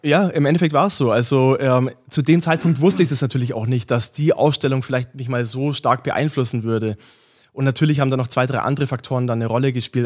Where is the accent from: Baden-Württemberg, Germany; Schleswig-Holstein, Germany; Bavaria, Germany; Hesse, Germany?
Bavaria, Germany; Augsburg; now in Munich, Germany; ich komme ursprünglich aus Augsburg, äh, mittlerweile in München